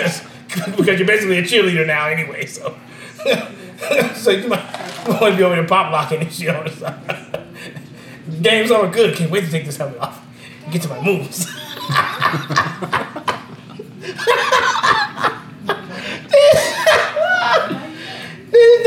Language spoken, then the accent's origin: English; Las Vegas, Nevada, United States; I'm from Vegas, my nigga, so I'm Vegas everything at the end of the day